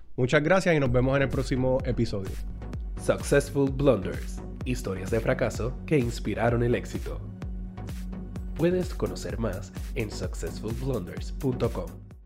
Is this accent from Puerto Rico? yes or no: yes; Puerto Rico; somos boricuas